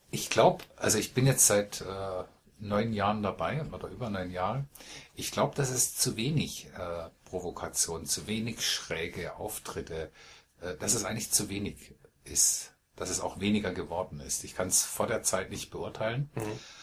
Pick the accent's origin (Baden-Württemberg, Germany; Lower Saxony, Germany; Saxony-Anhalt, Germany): Baden-Württemberg, Germany; Malsch; ich wohne in dem Dorf, in dem ich geboren wurde. Ich komme aus Malsch, südlich von Karlsruhe.